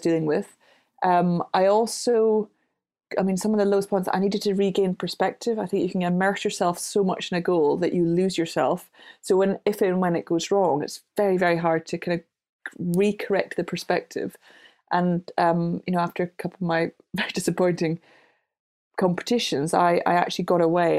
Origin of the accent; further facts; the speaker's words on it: Glasgow, Scotland, United Kingdom; I grew up in Glasgow